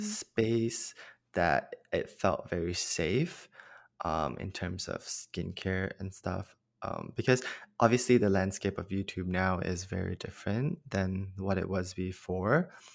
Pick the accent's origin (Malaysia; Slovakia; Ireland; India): Malaysia; moved away as an adult; now in Los Angeles, United States; I'm from Malaysia originally. And growing up, I always knew that I was gay but mm-hmm. in Malaysia